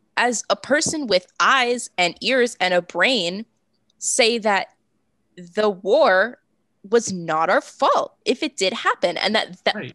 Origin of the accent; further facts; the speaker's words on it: Massachusetts, United States; I'm from Massachusetts. Um, I'm 20 minutes south of Boston